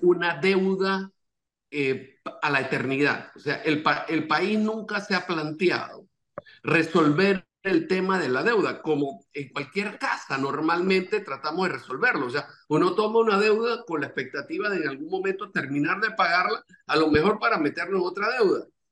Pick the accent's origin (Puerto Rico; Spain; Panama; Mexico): Panama; como panameños